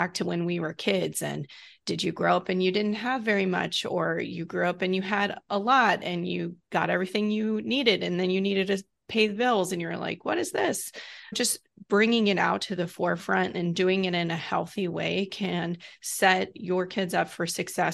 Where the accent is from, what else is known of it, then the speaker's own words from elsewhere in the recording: the South, United States; moved away; I'm from the South